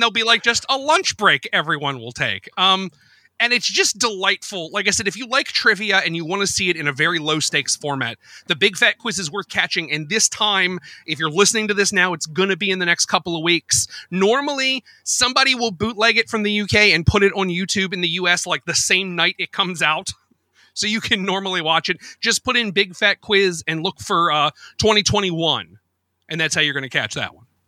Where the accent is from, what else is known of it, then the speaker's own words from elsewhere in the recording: United States; being American